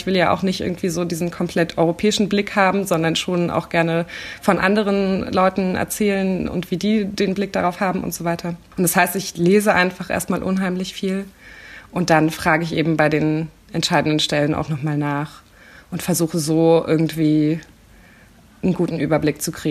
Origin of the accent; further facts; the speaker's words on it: East Germany, Germany; dass ich eben als Ostdeutsche manchmal das Gefühl hatte, oh, okay, jetzt gehöre ich irgendwie gerade nicht dazu, klar.